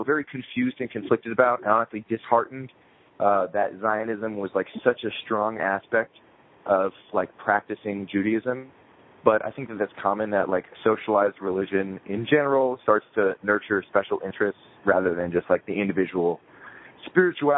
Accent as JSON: {"language": "English", "region": "New Jersey", "country": "United States", "tie": "born or raised there", "also_born_or_lived": "Queens, New York", "said": "when I was 8 years old, my family moved to New Jersey"}